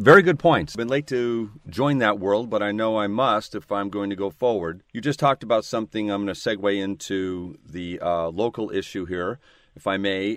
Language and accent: English; Seattle, Washington, United States; I'm from Seattle, and that's where I'm calling from.